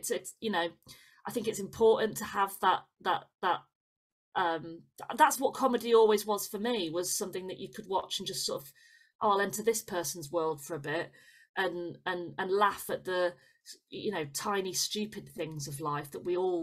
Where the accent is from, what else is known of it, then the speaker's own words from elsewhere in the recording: Leeds, Yorkshire and the Humber, United Kingdom; Leeds City Varieties, which is like my hometown one. Yeah. That's where I used to go and watch the pantomime every Christmas.